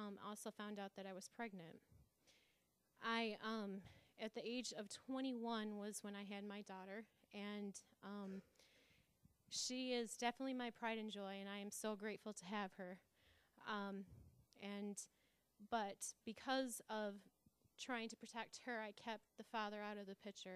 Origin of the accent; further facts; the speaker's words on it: Grand Rapids, Michigan, United States; I'm from Grand Rapids